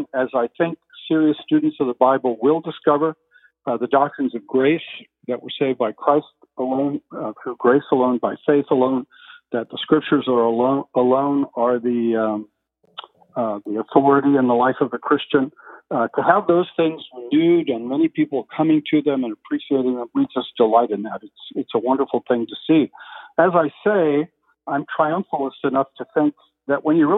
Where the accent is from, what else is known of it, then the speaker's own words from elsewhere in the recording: California, United States; also born or lived in Philadelphia; I'm a Californian, fifth generation Californian on both my mother and father's side.